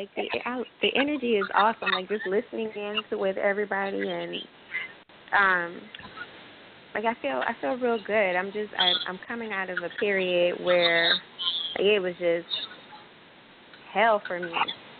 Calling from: New Orleans, Louisiana, United States; also born or lived in Fort Worth, Texas; I'm calling from New Orleans, Louisiana.

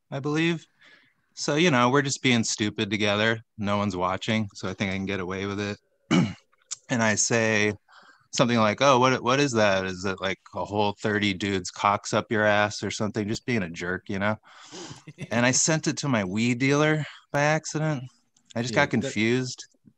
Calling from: Los Angeles, California, United States; Los Angeles.

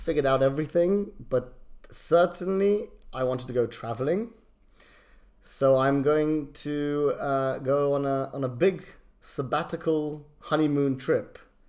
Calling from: London, United Kingdom; I'm joining you from London.

